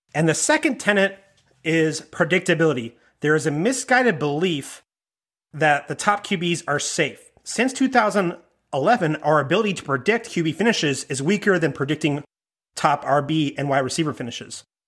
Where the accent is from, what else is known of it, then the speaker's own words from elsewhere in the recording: Maine, United States; growing up in Maine